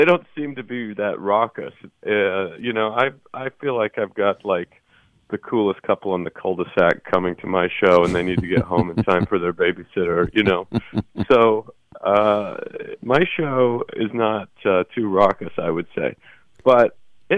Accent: Idaho, United States; moved away; also born or lived in Salt Lake City, Utah; where I grew up in Idaho

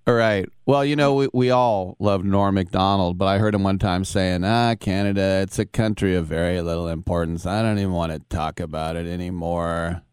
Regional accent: United States; as an American

